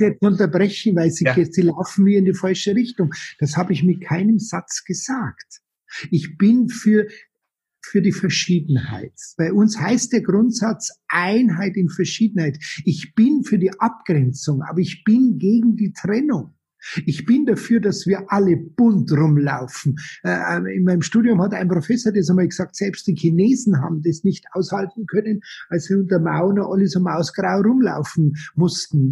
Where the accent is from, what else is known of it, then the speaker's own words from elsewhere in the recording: Munich, Bavaria, Germany; Ich bin äh, gebürtig aus München, geboren 1960